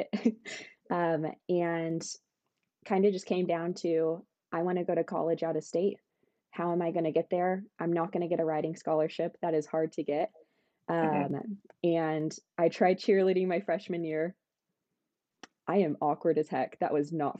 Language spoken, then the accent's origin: English; Sedona, Arizona, United States; also born or lived in Texas; so grew up in Sedona. I was born in Texas.